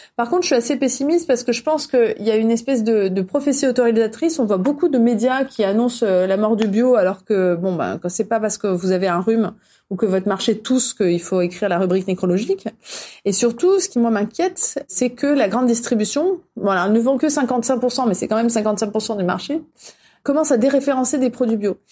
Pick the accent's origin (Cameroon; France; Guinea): France; On est français